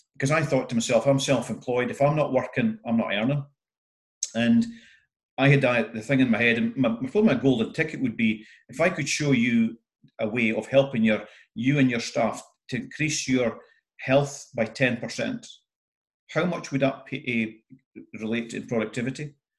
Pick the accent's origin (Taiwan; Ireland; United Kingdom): United Kingdom; north-east Scotland; being typical Scottish northeast